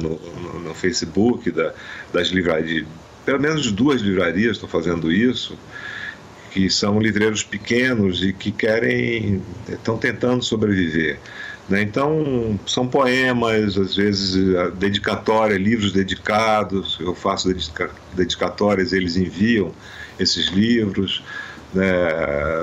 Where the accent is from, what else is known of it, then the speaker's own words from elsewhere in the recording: Amazon, Brazil; eu sou da Amazônia